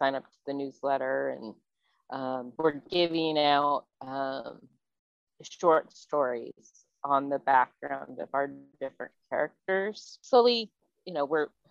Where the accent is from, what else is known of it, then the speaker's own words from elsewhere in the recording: Mojave, California, United States; we grew up right outside of Mojave, California